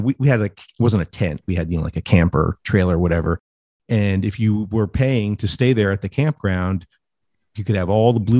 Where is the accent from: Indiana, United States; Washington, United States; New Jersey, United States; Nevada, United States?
New Jersey, United States; When I was a kid, I'm from New Jersey, and we would go to a campground for the summer